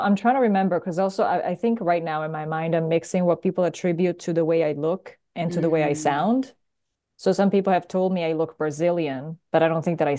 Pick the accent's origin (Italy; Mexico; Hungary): Italy; accent: Italian; English is a second language; now in United States; My accent is Italian. I'm Italian, even though the majority of people can't quite place me. They will sooner or later figure out I am not American.